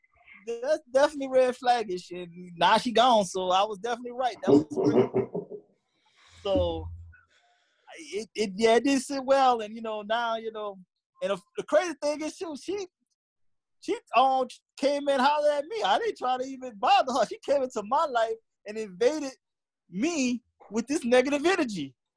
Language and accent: English; New Orleans, Louisiana, United States; I'm from New Orleans.